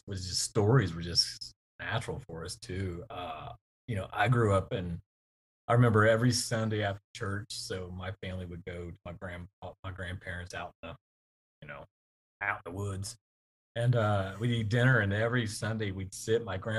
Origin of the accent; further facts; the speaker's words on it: the South, United States; Growing up in the South, especially down there, and it was just a part of our life, you know.